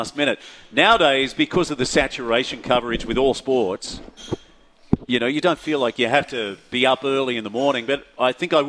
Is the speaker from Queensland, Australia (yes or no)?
yes; Gold Coast, Queensland, Australia; I would love to have done more sailing as a youngster on the Gold Coast at Palm Beach, Currumbin.